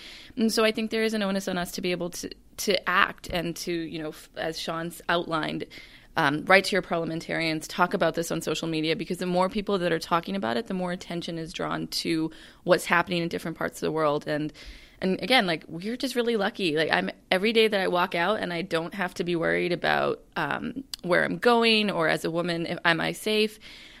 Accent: Canada; One of the things I find is that, you know, I'm a Canadian.

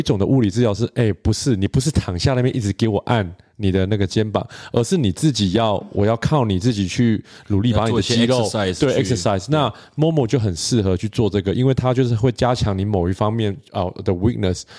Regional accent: Canada; first language English; Chinese is a second language; 哦，我在这边长大的，哦，我是加拿大人啊

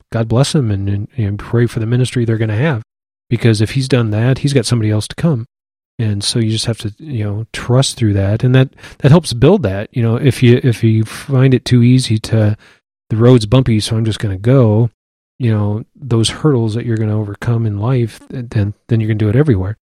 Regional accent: Iowa City, Iowa, United States; moved away as an adult; also born or lived in Wichita; born and raised in Iowa City.

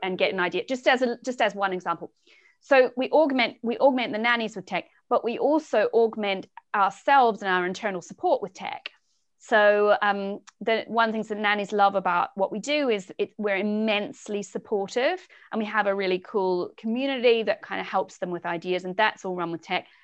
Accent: Southland, New Zealand; moved away as an adult; also born or lived in England; now in United Kingdom; I'm originally from New Zealand. I grew up in a really small sheep farming town at the very bottom of New Zealand, south coast of the South Island

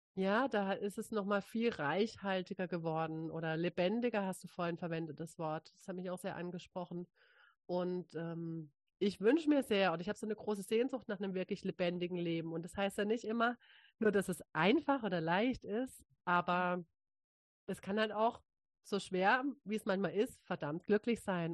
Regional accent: Freiburg, Baden-Württemberg, Germany; also born or lived in Hamburg; als ich wieder zurück in meine Heimat gezogen bin, äh, in Freiburg eine Yogalehrerausbildung angefangen

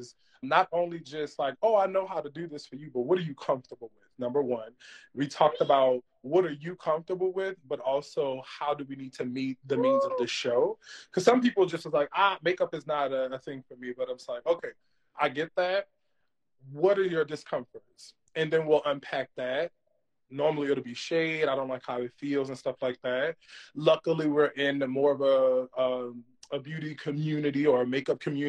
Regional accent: New Orleans, Louisiana, United States; moved away as an adult; now in New York City, United States; But I'm actually from New Orleans, Louisiana, born and raised. I teach in New York City now

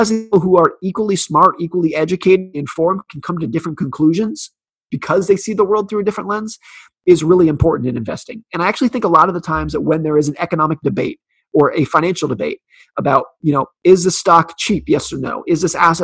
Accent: United States; I was born in 1983 in the United States

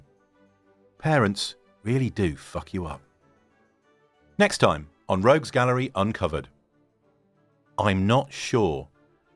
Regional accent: United Kingdom; I'm a Brit based in the UK

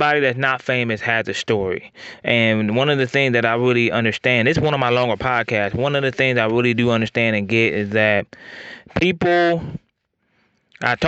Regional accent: Northwest Ohio, United States; I'm from Northwest Ohio

